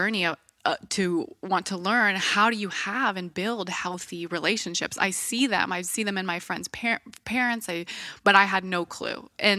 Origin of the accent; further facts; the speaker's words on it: Bellingham, Washington, United States; also born or lived in Ferndale; So where did I grow up? I grew up in Bellingham, Washington. Have you heard of it?